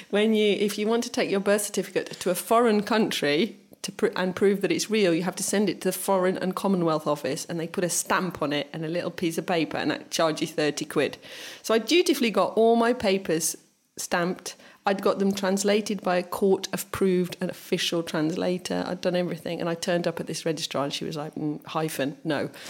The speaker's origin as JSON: {"language": "English", "region": "England", "country": "United Kingdom", "tie": "born there", "said": "because I was born in England and I have a middle name"}